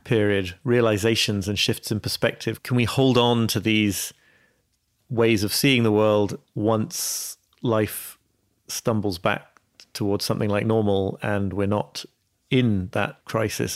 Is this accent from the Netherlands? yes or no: no; York, Yorkshire and the Humber, United Kingdom; my hometown of York